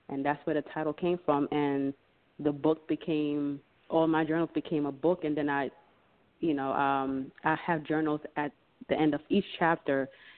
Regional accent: Jamaica; now in United States; I'm from Jamaica.

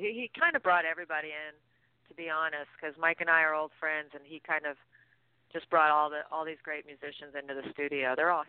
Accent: Canada; moved away as an adult; also born or lived in Austin, Texas; I'm Canadian.

